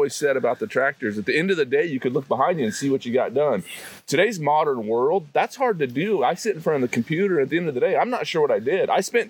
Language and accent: English; Sidney, Nebraska, United States; And I swore I'd never move back to Sydney, Nebraska, which is where I grew up. And that's where the home of Cabela's is.